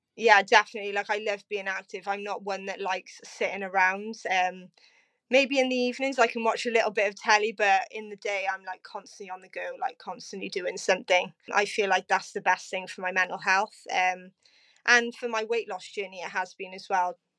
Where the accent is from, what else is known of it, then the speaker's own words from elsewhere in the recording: Cardiff, Wales, United Kingdom; also born or lived in Abercarn; I am originally from Cardiff, now living in Aberfale with my partner, Gavin.